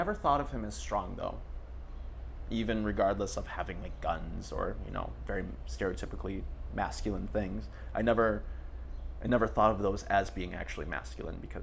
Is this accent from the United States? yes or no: yes; Jackson, Michigan, United States; now in Paris, France; I grew up in Jackson, Michigan